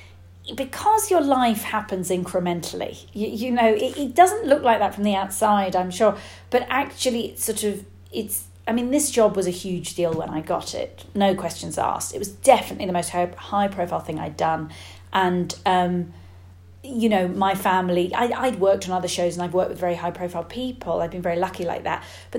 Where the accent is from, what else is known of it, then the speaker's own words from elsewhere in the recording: United Kingdom; being British